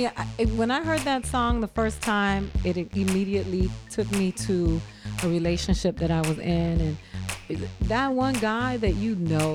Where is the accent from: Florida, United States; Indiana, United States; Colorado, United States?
Florida, United States; Miami; I'm from Miami.